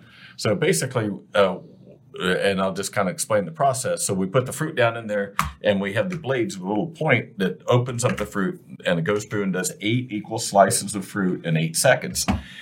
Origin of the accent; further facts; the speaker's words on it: Ohio, United States; Yeah, we grew up in Ohio together.